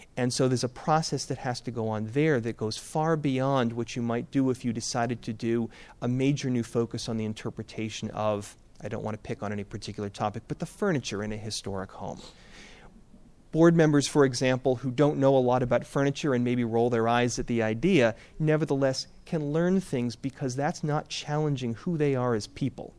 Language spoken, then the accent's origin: English; Boston, Massachusetts, United States; I'm from New England